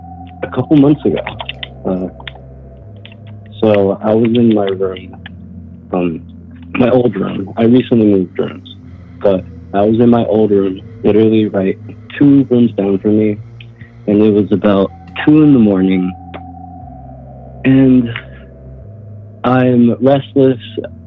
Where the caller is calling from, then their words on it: Charlotte, North Carolina, United States; I'm calling from Charlotte, North Carolina.